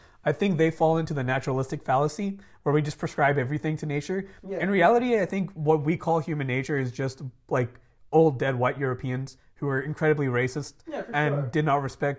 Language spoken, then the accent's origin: English; Dubai, United Arab Emirates; Because I grew up living in Dubai, which is the anarcho-capitalist dream state.